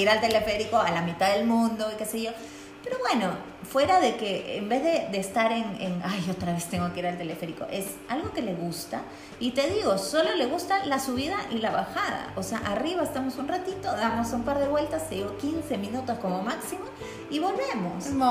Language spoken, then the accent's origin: Spanish; Peru; now in Quito, Ecuador; yo soy peruana